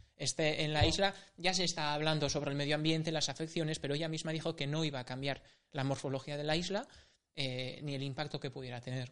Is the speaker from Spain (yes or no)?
yes; San Sebastián, Basque Country, Spain; yo soy de Urgul, tengo que admitirlo. Mm. He nacido a las faldas de Urgul, he crecido, he crecido por Urgul